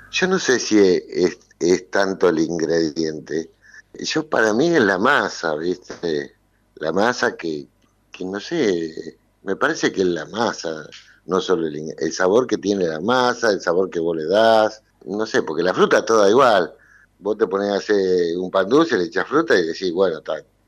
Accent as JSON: {"language": "Spanish", "town": "Mercedes", "country": "Argentina", "tie": "born or raised there", "moved": "yes", "said": "nací en Mercedes, me crié en Mercedes"}